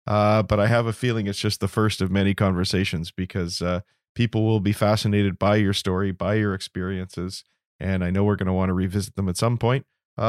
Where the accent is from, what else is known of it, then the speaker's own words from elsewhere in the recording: Toronto, Ontario, Canada; now in British Columbia, Canada; I'm in British Columbia, but I actually grew up in Toronto